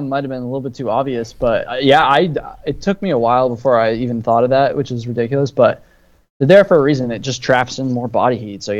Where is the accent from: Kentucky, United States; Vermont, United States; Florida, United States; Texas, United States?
Vermont, United States; moved away as an adult; I'm from Vermont. I grew up in Vermont. Yeah. I lived there until April.